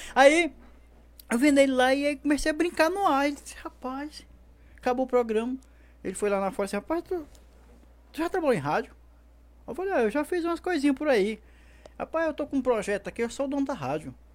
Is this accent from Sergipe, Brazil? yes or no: no; Piripiri, Piauí, Brazil; eu sou de Piripiri, Piauí